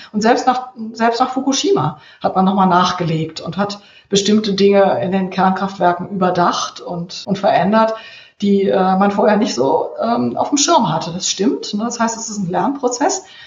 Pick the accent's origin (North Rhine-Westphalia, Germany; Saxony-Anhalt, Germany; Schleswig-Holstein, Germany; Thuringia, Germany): North Rhine-Westphalia, Germany; Cologne; moved away; ich bin im Kölner Norden aufgewachsen